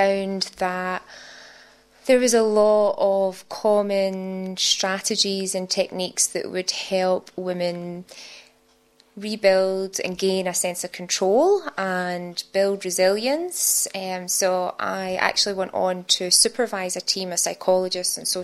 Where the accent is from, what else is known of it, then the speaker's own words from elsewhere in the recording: Scotland, United Kingdom; now in Sydney, Australia; My accent gives it away that I wasn't born in Australia. I'm from Scotland. I know I have a very thick accent